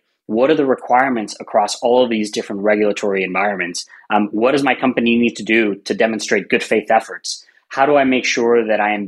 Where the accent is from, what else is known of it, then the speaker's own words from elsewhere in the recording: Puerto Rico; moved away; I'm originally from Puerto Rico, so we use both of our last names